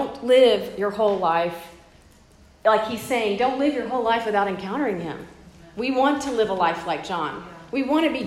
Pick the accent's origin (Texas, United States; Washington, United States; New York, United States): Texas, United States; Corpus Christi; moved away; I'm from Corpus Christi, it's where I've grown up